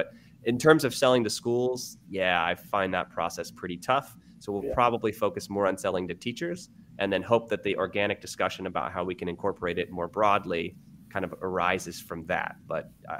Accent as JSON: {"language": "English", "region": "Ohio", "country": "United States", "also_born_or_lived": "New York City", "moved": "as an adult", "lives_now": "Sacramento, United States", "said": "I'm from Ohio. I moved to New York City and I started a science tutoring company."}